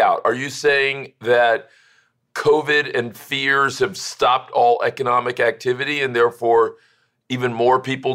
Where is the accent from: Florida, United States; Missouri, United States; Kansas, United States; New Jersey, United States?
Florida, United States; Miami; as a kid growing up in Miami